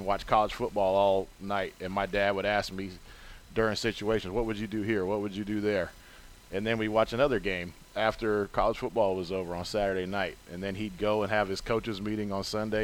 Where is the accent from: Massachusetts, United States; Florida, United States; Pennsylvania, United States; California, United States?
Florida, United States; Gainesville; moved away as an adult; also born or lived in Chicago; I'm from Gainesville, Florida, and I went to the University of Florida, played college football there